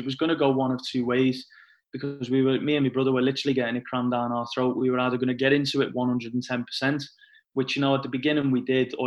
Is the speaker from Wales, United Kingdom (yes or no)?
no; Liverpool, North West England, United Kingdom; I come from Liverpool, and obviously Liverpool's quite a big sporting city